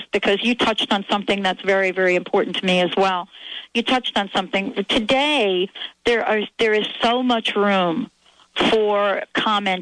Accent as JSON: {"language": "English", "region": "New York", "country": "United States", "tie": "born or raised there", "said": "when I was growing up in New York"}